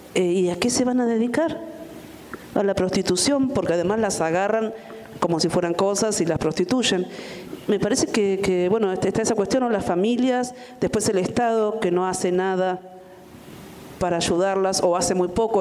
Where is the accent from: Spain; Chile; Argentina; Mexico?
Argentina; mi país